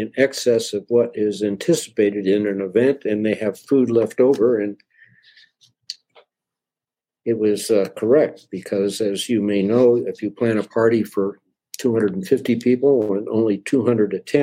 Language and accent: English; Denver, Colorado, United States; I was born and raised in Denver, Colorado